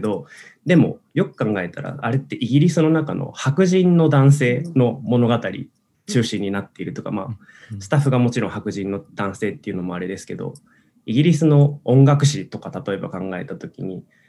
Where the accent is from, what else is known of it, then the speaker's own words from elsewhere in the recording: Osaka, Japan; now in Tokyo, Japan; 僕大阪出身なんですけど